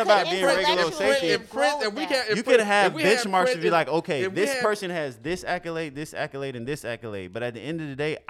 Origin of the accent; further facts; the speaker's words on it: Florida, United States; now in Maryland, United States; I'm from Florida.